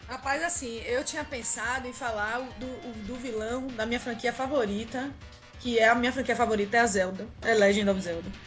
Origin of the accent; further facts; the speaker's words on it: Salvador, Bahia, Brazil; now in São Caetano do Sul, Brazil; eu sou, eu sou de Salvador. Sim. Mas eu moro em São Caetano do Sul, São Paulo